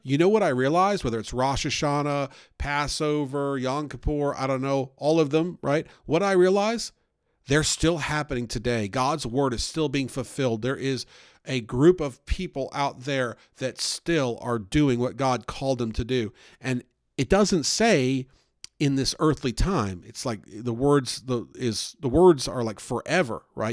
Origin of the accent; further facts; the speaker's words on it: the North, United States; now in Southern United States; I grew up up north, and we had all kinds of Jewish holidays